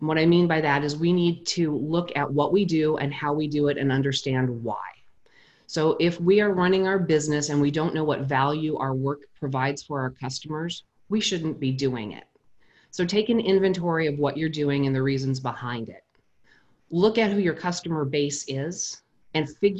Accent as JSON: {"language": "English", "region": "New Mexico", "country": "United States", "tie": "born or raised there", "said": "I was 14 years old and I grew up in New Mexico"}